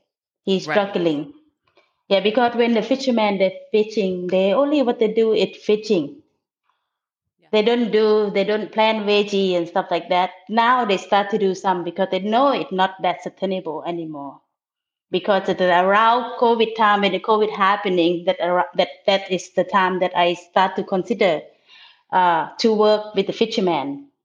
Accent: the South, United States; I grew up in the South and I love seafood

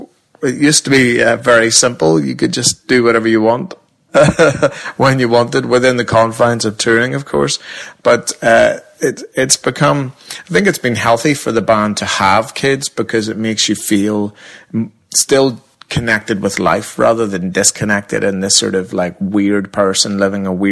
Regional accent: Northern Ireland, United Kingdom; We very much have a weird identity crisis being Northern Irish.

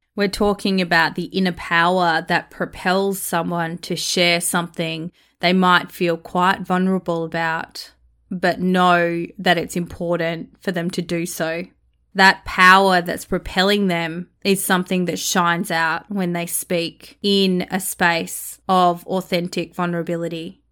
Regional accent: Australia; accent: Australian; as a young Māori girl growing up in Australia, sounding Australian

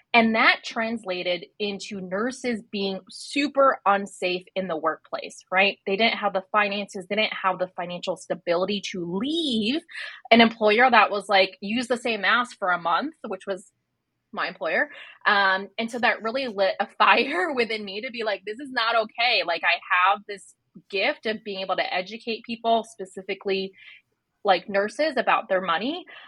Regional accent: Chicago, Illinois, United States; also born or lived in New York / New Jersey; now in Sydney, Australia; We lived a little all over, like New York, New Jersey, but we spent a majority of my life in Chicago. So I'm newly from Sydney as of like 7 months ago, but Chicago's my home.

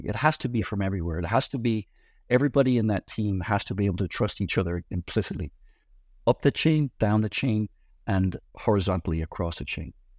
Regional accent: Ireland; moved away as an adult; now in United States; I grew up in Ireland, the son of a publican

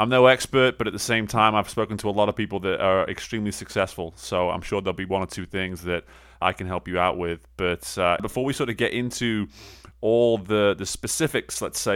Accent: England, United Kingdom; an English guy who did not grow up on baseball

